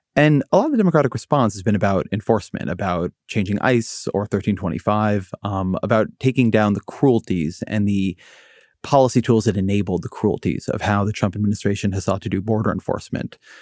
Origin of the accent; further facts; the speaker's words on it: Orange County, California, United States; I come from Orange County, California